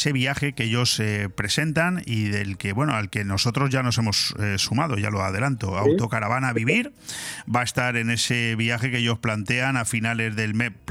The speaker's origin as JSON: {"language": "Spanish", "town": "Palencia", "region": "Castile and León", "country": "Spain", "tie": "born or raised there", "said": "Sí, soy nacido en Palencia, Palencia Compe, sí."}